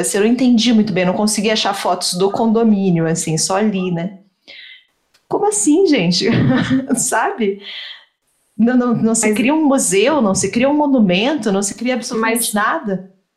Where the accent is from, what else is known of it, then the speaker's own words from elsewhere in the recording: Salvador, Bahia, Brazil; eu sou de Salvador